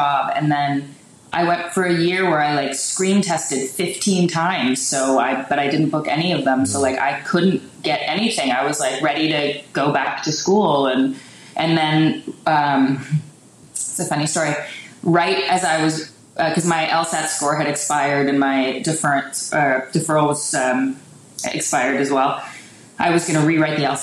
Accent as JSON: {"language": "English", "town": "Richmond Hill", "region": "Ontario", "country": "Canada", "tie": "born or raised there", "said": "I grew up on a farm, like an hour north of Toronto"}